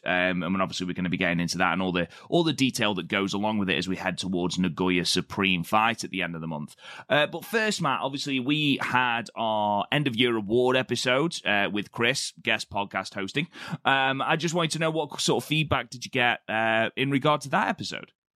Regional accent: United Kingdom; I'm British

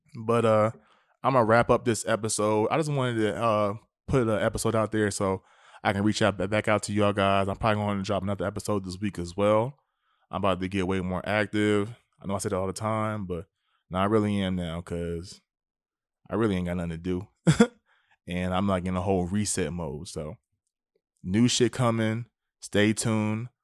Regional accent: United States; us as American people

